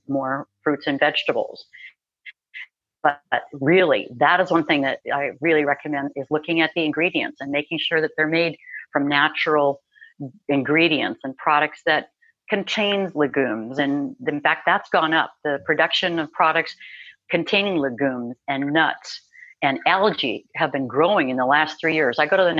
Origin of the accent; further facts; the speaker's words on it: Minnesota, United States; I grew up in Minnesota. I grew up with steak and potatoes and mm-hmm. cheese and all that good Midwestern food